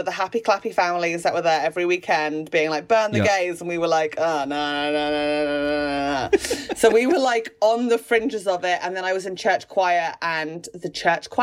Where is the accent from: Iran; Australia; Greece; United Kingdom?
United Kingdom; Fleet, South East England; I'm from Fleet